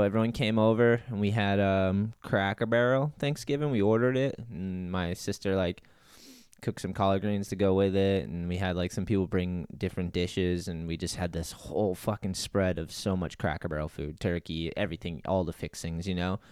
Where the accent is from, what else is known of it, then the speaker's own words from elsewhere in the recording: New Bedford, Massachusetts, United States; I grew up with Jeff in New Bedford